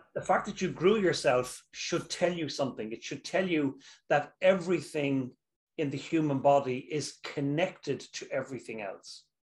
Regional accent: Dublin, Leinster, Ireland; also born or lived in Dundee, Scotland; where I'm from, I'm from Dublin, Ireland.

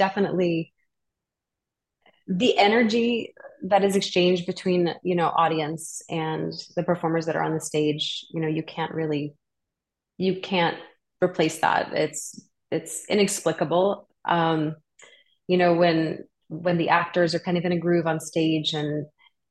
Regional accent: New Orleans, Louisiana, United States; I'm from New Orleans and I started doing community theater there when I was 5 years old

